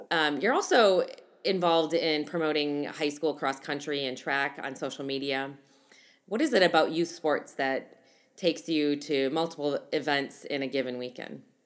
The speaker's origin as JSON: {"language": "English", "region": "Midwest", "country": "United States", "said": "I'm from the Midwest"}